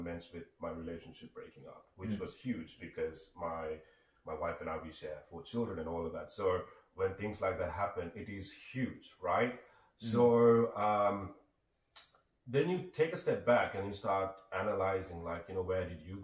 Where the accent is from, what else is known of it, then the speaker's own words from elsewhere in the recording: Sri Lanka; moved away; I grew up, I'm originally from Sri Lanka